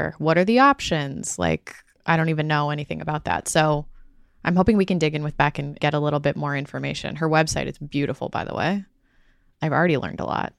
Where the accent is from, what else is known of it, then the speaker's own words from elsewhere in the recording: Chicago, Illinois, United States; my hometown, Chicago